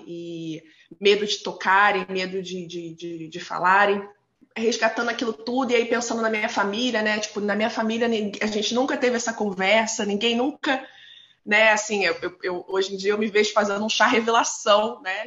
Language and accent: Portuguese; Nova Iguaçu, Rio de Janeiro, Brazil; moved away as an adult; now in Vancouver, Canada; eu sou cria da Baixada Fluminense, né? Nascida e criada em Nova Iguaçu